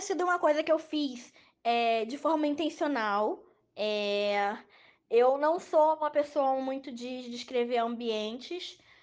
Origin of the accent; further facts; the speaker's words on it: Rio de Janeiro, Brazil; eu sou do Rio de Janeiro